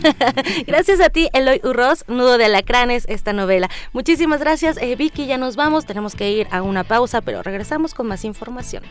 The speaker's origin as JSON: {"language": "Spanish", "country": "Mexico", "said": "como sociedad, como mexicanos"}